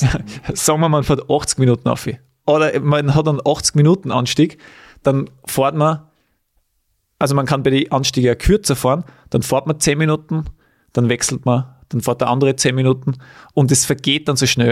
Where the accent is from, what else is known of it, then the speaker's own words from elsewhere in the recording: Weiz, Styria, Austria; in Weiz, in meiner Heimat